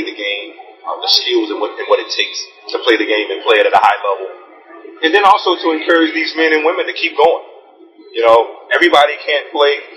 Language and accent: English; Gibsonville, North Carolina, United States; growing up in Gibsonville, North Carolina, running around in the backyard